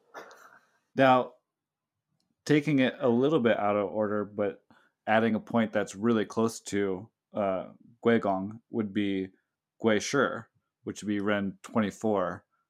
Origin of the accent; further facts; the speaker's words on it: the Bay Area, California, United States; now in Hawaii, United States; I'm from the Bay Area